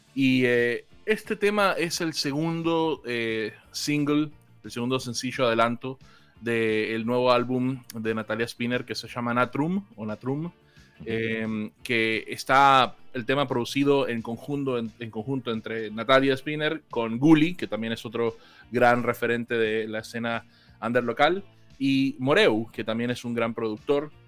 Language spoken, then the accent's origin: Spanish; Colombia; now in Argentina; aunque vivo en Argentina hace casi 17 años, yo soy originalmente de Colombia.